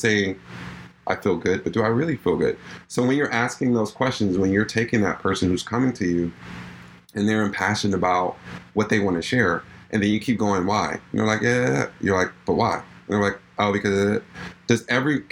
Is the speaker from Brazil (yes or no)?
no; New York, United States; I'm from New York